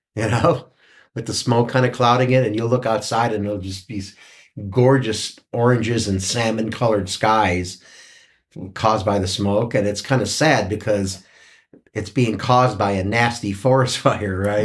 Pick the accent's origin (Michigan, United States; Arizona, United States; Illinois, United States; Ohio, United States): Ohio, United States; Cleveland; now in Mariposa, United States; I, I grew up in Cleveland